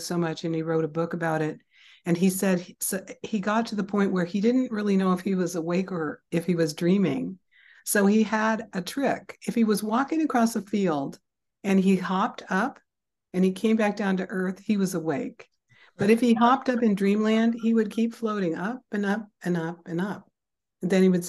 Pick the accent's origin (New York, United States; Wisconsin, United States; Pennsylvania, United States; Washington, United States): Washington, United States; Seattle; I grew up in Seattle, Washington